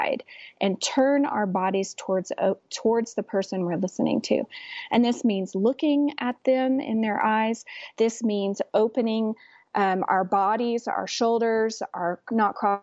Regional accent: West Texas, United States; I'm from West Texas too

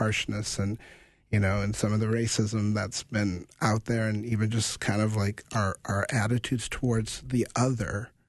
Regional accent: Grand Forks, North Dakota, United States; I grew up in Grand Forks, North Dakota, Grand Forks Air Force Base, and I was a kid growing up and doing drills

